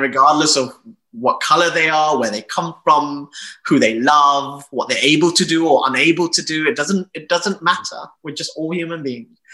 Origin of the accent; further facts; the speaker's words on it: United Kingdom; I'm proudly British, I'm gay, and I'm of Asian descent